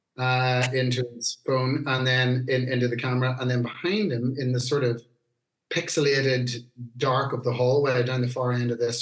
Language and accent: English; Newry, Northern Ireland, United Kingdom; where I grew up in Newry